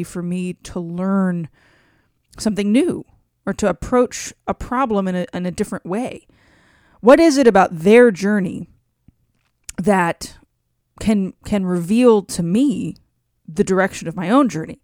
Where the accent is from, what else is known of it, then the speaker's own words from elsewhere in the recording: Cajun, Louisiana, United States; I'm Cajun